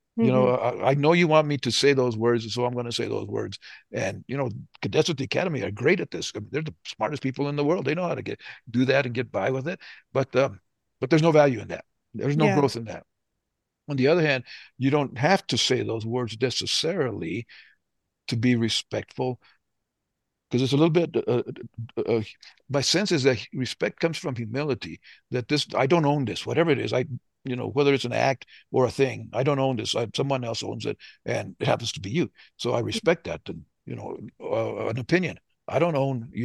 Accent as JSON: {"language": "English", "region": "the South", "country": "United States", "moved": "yes", "said": "We're from the South"}